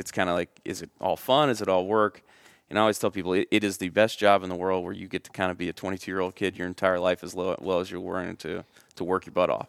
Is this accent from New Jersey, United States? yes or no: no; Middle Tennessee, United States; growing up in Middle Tennessee, you're, you're easily exposed to country